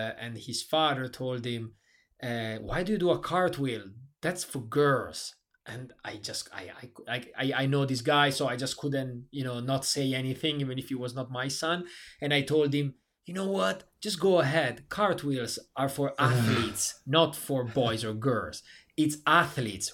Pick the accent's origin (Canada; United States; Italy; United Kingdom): Italy; moved away as an adult; my hometown is 1.5 hours from Milan.